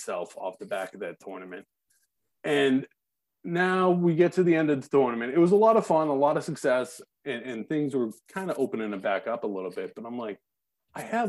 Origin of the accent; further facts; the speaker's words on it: Braintree, Massachusetts, United States; I'm from Braintree.